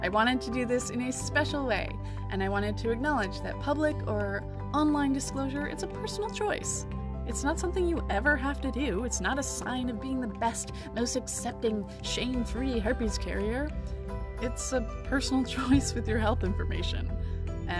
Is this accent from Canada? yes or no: yes; Canada; I'm Canadian